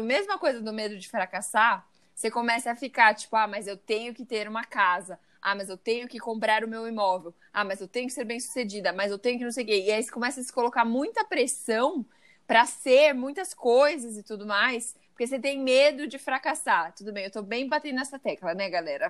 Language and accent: Portuguese; Brazil; somos brasileiros.